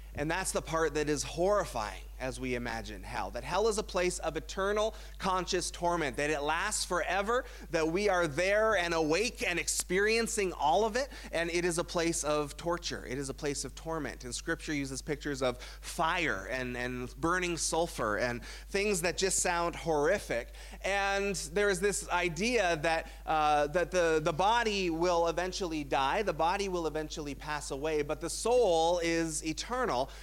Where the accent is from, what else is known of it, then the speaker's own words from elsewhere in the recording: Burlington, Ontario, Canada; I grew up in Burlington, Ontario